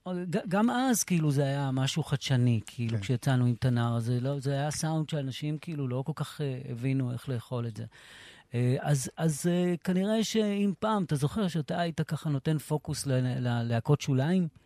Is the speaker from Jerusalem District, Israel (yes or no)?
no; Sderot, Southern District, Israel; also born or lived in Morocco; now in Netiv HaAsara, Israel; אני היחיד משדרות